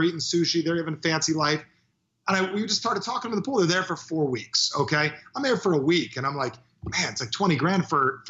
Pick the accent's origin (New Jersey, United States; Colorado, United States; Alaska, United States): New Jersey, United States; I'm from New Jersey